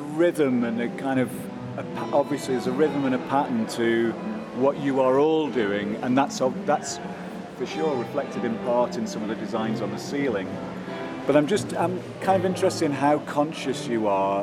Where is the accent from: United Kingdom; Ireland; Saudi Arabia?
United Kingdom; Stoke-on-Trent, West Midlands; my hometown, Stoke-on-Trent